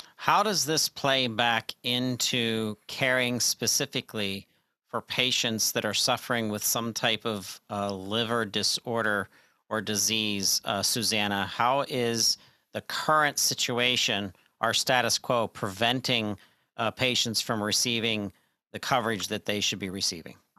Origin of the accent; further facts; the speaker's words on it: Pennsylvania, United States; my home state expertise, um, the great state of Pennsylvania